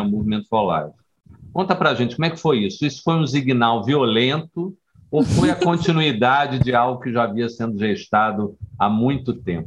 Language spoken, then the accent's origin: Portuguese; Rio de Janeiro, Brazil; now in Bahia, Brazil; Eu sou carioca, estou aqui há 25 anos